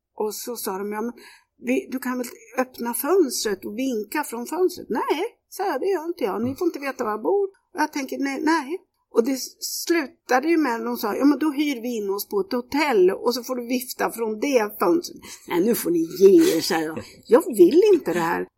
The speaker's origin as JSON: {"language": "Swedish", "town": "Kisa", "region": "Östergötland", "country": "Sweden", "tie": "born or raised there", "said": "Jag växte upp i Kisa. Det är södra Östergötland"}